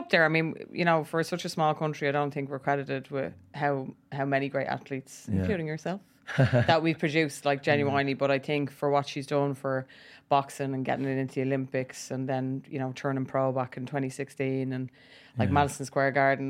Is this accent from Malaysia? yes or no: no; Ireland; We are Irish as it is.